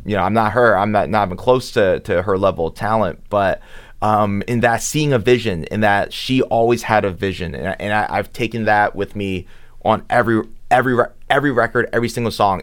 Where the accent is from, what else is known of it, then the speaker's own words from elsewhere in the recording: Philadelphia, Pennsylvania, United States; also born or lived in Manhattan, New York; I grew up in Philly. I was born in Manhattan.